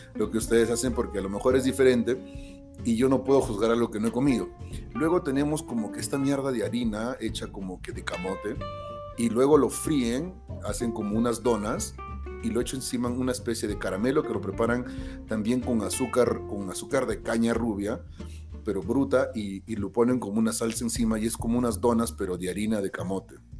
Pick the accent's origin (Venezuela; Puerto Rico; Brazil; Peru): Peru; yo que soy peruano